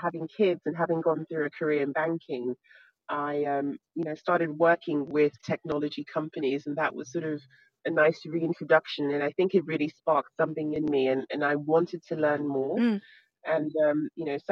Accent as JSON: {"language": "English", "country": "Nigeria", "tie": "born or raised there", "moved": "yes", "said": "I grew up in Nigeria"}